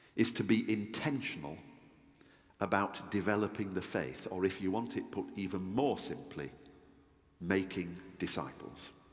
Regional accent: Yorkshire and the Humber, United Kingdom; I'm a Yorkshireman

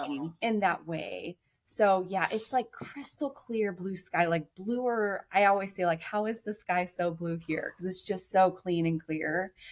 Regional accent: Beaverton, Oregon, United States; moved away as an adult; also born or lived in Spokane, Washington / Corvallis, Oregon / Eugene, Oregon; now in Alaska, United States; born and raised in Beaverton, go Low Warriors, just down the road from KPTV. My husband's from there as well. So both our parents still live in the houses we grew up in, and most of our family and friends are still there.

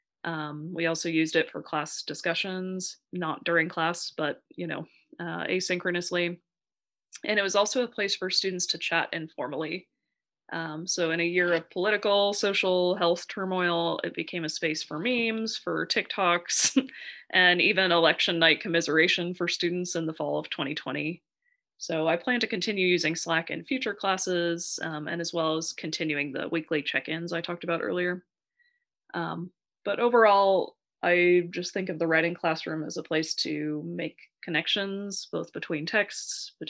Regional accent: Central Valley, California, United States; moved away as an adult; now in Boston, United States; I went to college in the Central Valley, and I grew up in the Central Valley

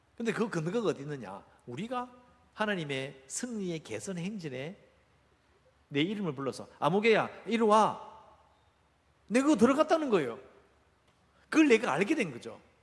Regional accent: Busan, South Korea; 저도 어릴 때 해운대 바닷가에 살았거든요

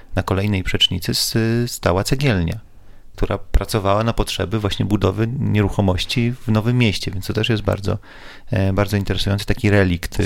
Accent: Łódź, Łódź Voivodeship, Poland; jestem z Polesia

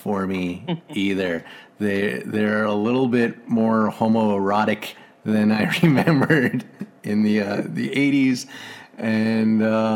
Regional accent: Cold Lake, Alberta, Canada; moved away; also born or lived in Calgary; When I grew up in Cold Lake, I told Scott it was an … town

